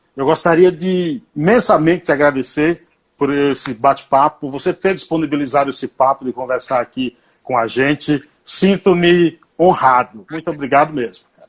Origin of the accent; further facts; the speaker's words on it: Paiaiá, Nova Soure, interior of Bahia, Brazil; Paiaiá, Paiaiá, que dá nome a esse programa, é uma homenagem, porque é o local onde eu nasci e vivi. É um povoado, município de Nova Açores